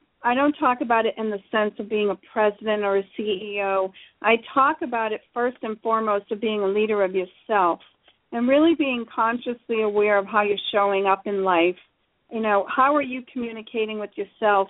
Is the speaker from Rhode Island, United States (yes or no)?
yes; Rhode Island, United States; I come from Rhode Island on the east coast of the United States, one of the loud Italians and the crazy Irish people live. And I kind of grew up in an unfiltered environment